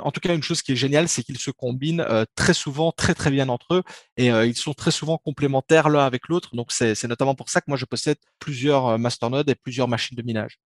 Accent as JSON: {"language": "French", "country": "Belgium", "accent": "Belgian", "said": "je suis belge. En tout cas, ça s'entend à l'accent normalement"}